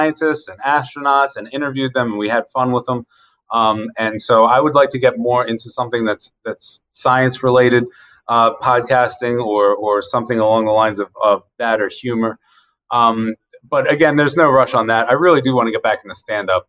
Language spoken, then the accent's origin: English; Carroll County, Maryland, United States; I grew up in Carroll County